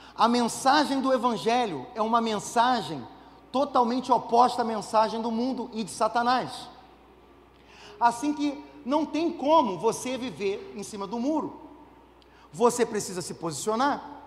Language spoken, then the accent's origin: Portuguese; Brazil; nós, brasileiros